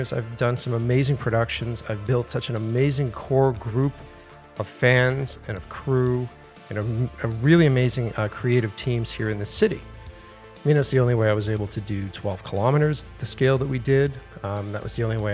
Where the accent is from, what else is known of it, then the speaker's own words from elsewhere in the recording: Boston, Massachusetts, United States; I'm an East Coast kid. I was born in Boston. This is where I grew up.